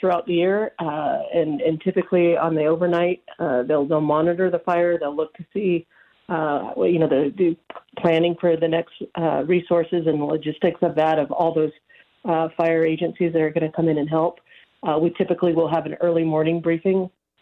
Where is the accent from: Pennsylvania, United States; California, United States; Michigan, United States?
California, United States; Nevada County; this is my hometown